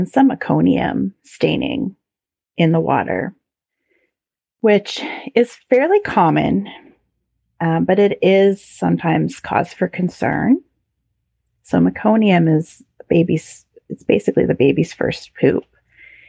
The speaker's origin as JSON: {"language": "English", "country": "Canada", "said": "being very Canadian"}